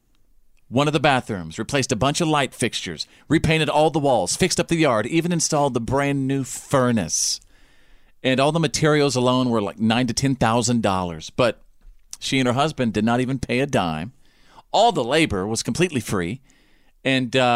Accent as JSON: {"language": "English", "town": "Bowie", "region": "Texas", "country": "United States", "tie": "born or raised there", "said": "growing up in Little Bowie, Texas"}